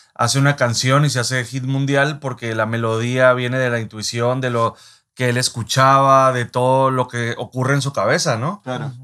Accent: Mexico; nosotros como mexicanos

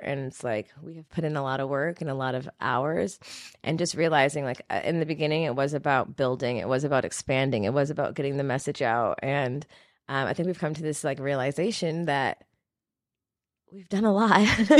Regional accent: Jamaica; I'm a Jamaican.

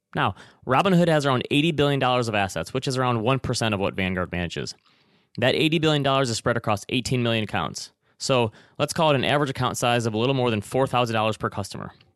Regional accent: Traverse City, Michigan, United States; moved away; my hometown of Traverse City, Michigan

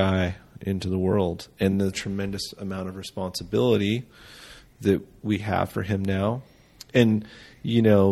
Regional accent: United States; I'm an American raised with Judeo-Christian values

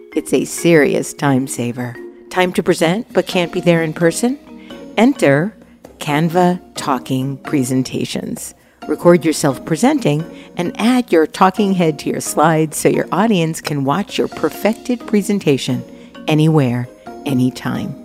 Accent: New York, United States; I was born in Brooklyn

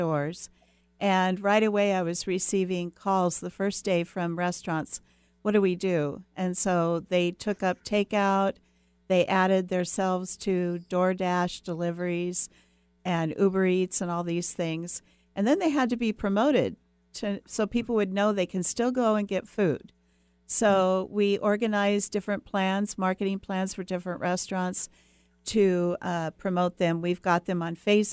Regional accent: Edmonds, Washington, United States; I grew up in Edmonds, Washington, and it was a very small town

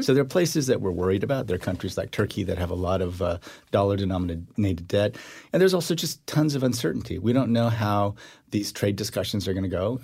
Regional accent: Iowa, United States; also born or lived in Korea; I grew up in Iowa

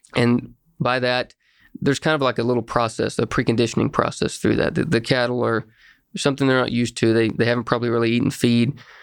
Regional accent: Ringling, Oklahoma, United States; I grew up in Ringling, Oklahoma, small town west of Ardmore.

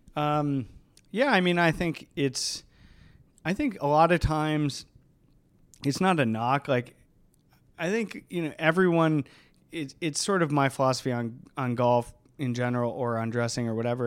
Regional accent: Cleveland, Ohio, United States; moved away; I grew up on the east side of Cleveland

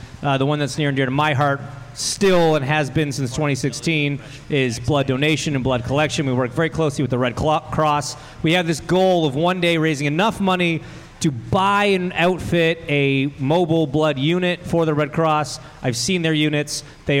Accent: Canada; No, I understand the reference. I'm from Canada. I get it.

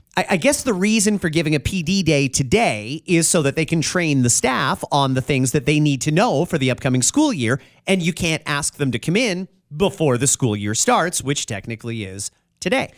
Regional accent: Burlington, Ontario, Canada; I'm from Burlington

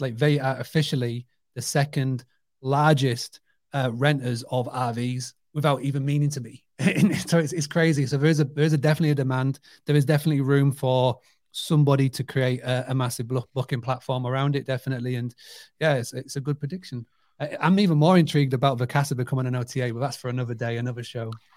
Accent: United Kingdom; I grew up on a two hundred acre farm stay business. So it's amazing to me as a British person

